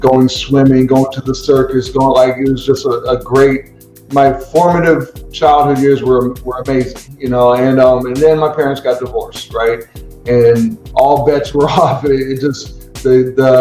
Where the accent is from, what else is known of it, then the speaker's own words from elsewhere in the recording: Berkeley, California, United States; moved away as an adult; also born or lived in San Francisco, California / Washington, D.C.; I'm originally from California. I was born in San Francisco. So I'm from the Bay Area